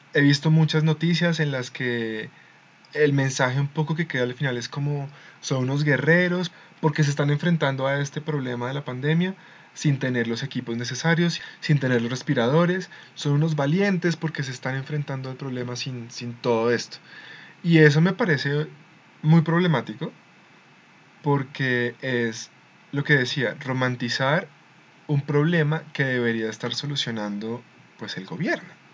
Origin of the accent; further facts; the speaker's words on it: Colombia; Somos colombianos